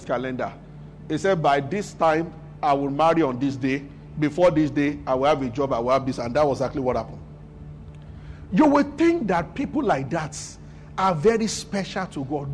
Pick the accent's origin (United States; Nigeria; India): Nigeria; I grew up in Abuja.